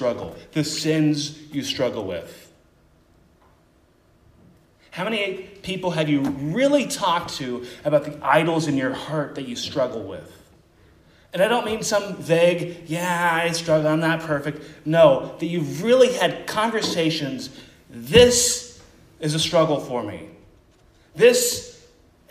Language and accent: English; Columbus, Ohio, United States; moved away as an adult; also born or lived in Chicago / Minnesota; now in Cissna Park, United States; my hometown, Columbus, Ohio